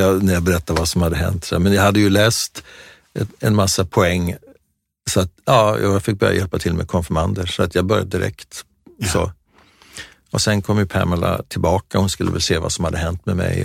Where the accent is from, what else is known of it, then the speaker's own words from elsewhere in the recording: Sweden; vi var där eh, från Sverige